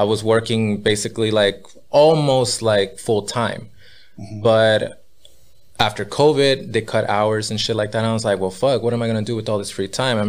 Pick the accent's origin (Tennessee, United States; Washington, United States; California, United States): California, United States; Los Angeles; also born or lived in Pasadena; I was born and raised there. Not exactly in Boyle Heights, but more like the surrounding area